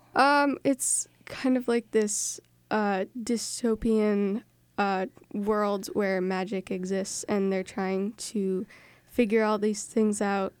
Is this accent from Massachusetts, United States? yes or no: yes; North Reading, Massachusetts, United States; I am from North Reading, and I am in seventh grade